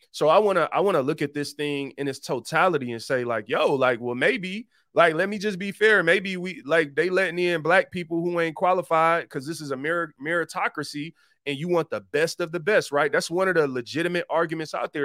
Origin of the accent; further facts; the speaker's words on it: Detroit, Michigan, United States; I was born and raised in Detroit